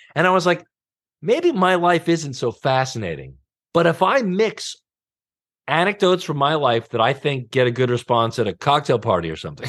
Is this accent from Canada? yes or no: no; Long Island, New York, United States; moved away as an adult; also born or lived in Greenpoint, Brooklyn; I grew up in Long Island